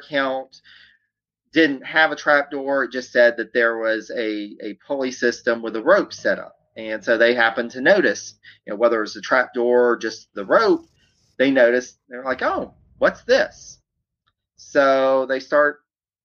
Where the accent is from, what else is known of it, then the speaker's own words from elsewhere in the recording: Louisiana, United States; moved away; I'm originally from Louisiana